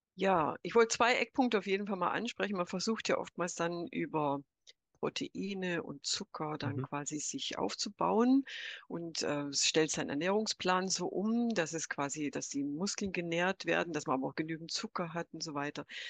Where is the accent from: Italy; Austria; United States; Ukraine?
United States; now in Germany; ich bin 63 in den USA geboren, aufgewachsen, nach Deutschland gekommen